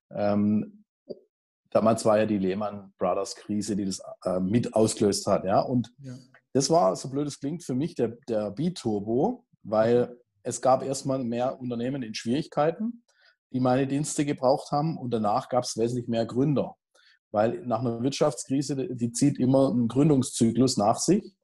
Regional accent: Heilbronn, Baden-Württemberg, Germany; also in meiner Heimatstadt bin, in, in Heilbronn und Umgebung

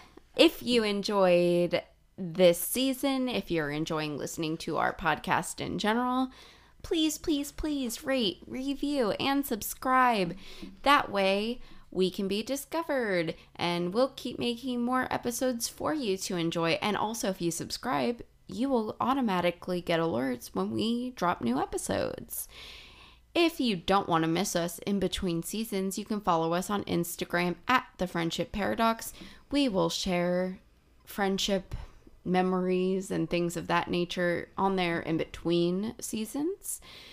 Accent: Broward County, Florida, United States; moved away; I'm from Broward County

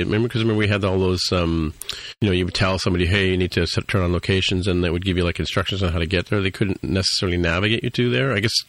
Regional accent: a suburb of London, United Kingdom; now in Toronto, Canada; I'm from a suburb of London

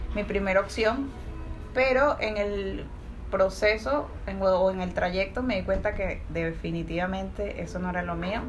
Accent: Caracas, Capital District, Venezuela; moved away as an adult; now in Peru; Vengo de Venezuela, Caracas, la bueno, sí, la ciudad de Caos.

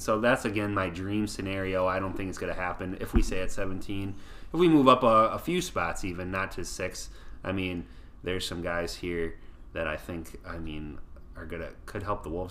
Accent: Waseca, Minnesota, United States; my hometown Waseca

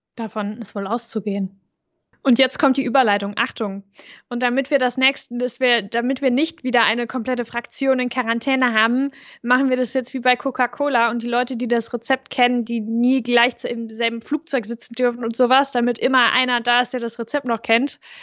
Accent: Overath, North Rhine-Westphalia, Germany; wo ich groß geworden bin, in Overath

